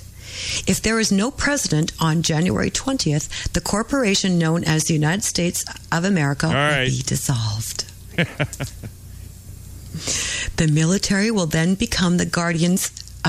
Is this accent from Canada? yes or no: yes; Canada; I'm Canadian